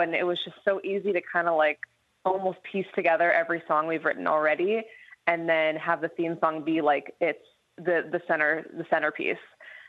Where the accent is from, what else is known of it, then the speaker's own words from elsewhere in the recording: New York City, New York, United States; I grew up in the musical theater, actually. I grew up in New York City, and I grew up doing a lot of theater, a lot of theatrical kind of music.